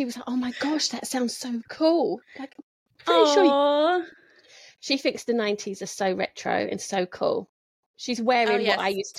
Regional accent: London, United Kingdom; I'm from Southwest London. Yeah, it's not posh.

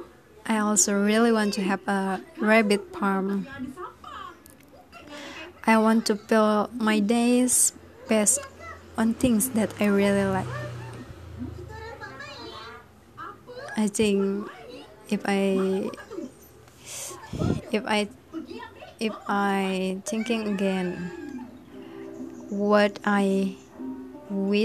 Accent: Amuntai, South Kalimantan, Indonesia; back to my hometown

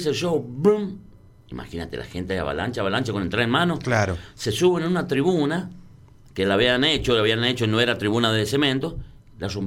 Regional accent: San Juan, Argentina; Como somos nosotros sanjuaninos, tocaba 21 a 30.

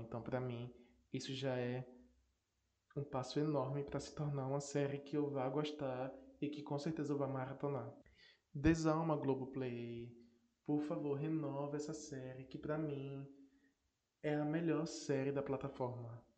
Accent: Northeast Region, Brazil; sou nordestino sim, com muito orgulho

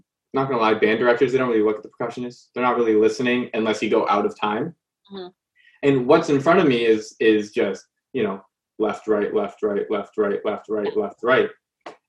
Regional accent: Canada; growing up in Canada

